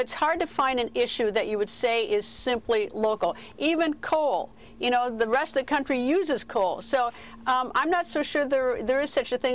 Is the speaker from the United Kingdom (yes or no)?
no; Wisconsin, United States; my home state of Wisconsin